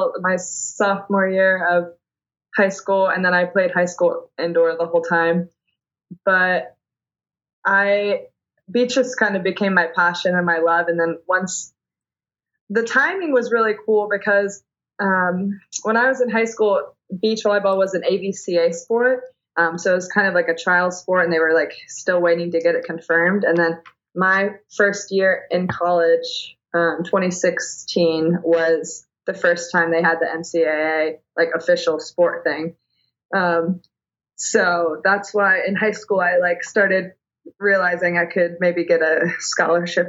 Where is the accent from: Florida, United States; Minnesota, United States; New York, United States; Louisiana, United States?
Florida, United States; growing up in Florida